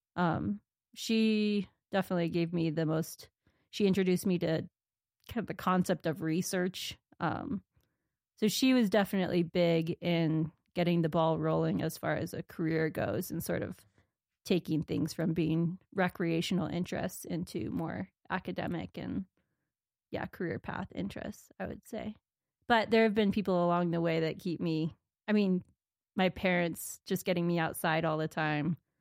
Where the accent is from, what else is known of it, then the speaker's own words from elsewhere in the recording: Corvallis, Oregon, United States; moved away as an adult; also born or lived in Minnesota / Rocky Mountains; now in Montana, United States; I grew up in Oregon, Corvallis, Oregon